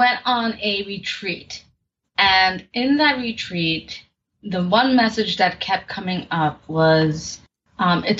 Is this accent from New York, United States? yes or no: yes; New York City, New York, United States; I am from New York City, born and raised